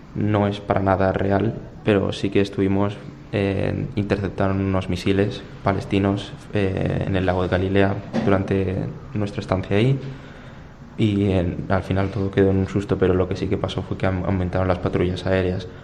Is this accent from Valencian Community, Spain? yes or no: yes; Torrent, Valencian Community, Spain; soy de Torrent